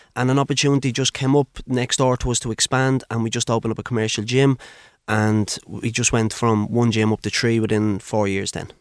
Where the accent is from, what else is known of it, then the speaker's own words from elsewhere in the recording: Dublin, Leinster, Ireland; I'm originally from Blanchardstown